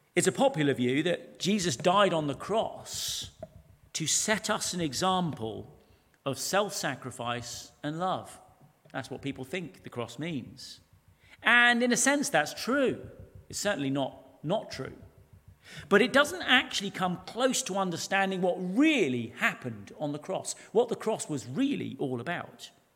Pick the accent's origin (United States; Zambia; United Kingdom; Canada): United Kingdom; everything we hold sacred as British people